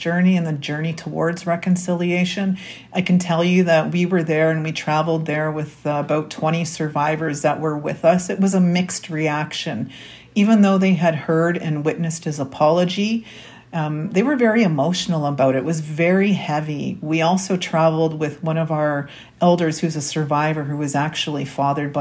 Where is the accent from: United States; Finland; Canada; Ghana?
Canada; Winnipeg, Manitoba; I was born and raised here in Winnipeg, Manitoba